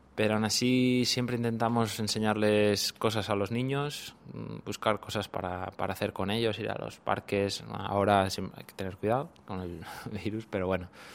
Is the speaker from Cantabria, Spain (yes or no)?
yes; Cantabria, Spain; moved away as an adult; also born or lived in Thailand / Japan; now in Seoul, South Korea; desde los seis años eh, empecé a jugar al equipo de mi, de mi pueblo hasta los 12 que ya me llamó el de, la capital, el Racing de Santander